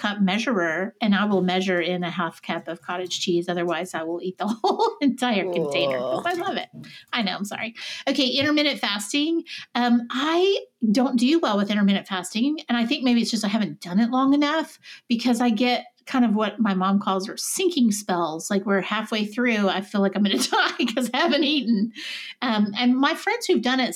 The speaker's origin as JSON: {"language": "English", "region": "the South", "country": "United States", "said": "I'm a Southerner."}